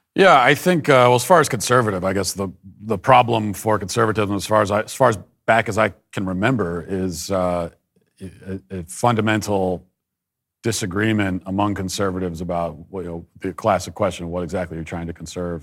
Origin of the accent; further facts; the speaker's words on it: Baltimore, Maryland, United States; I was born in the Baltimore area, Maryland, and, uh, raised in a very conservative Catholic family.